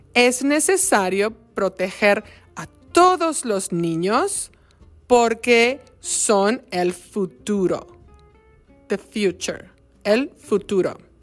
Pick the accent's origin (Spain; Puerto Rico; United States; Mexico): Mexico; en mi país, México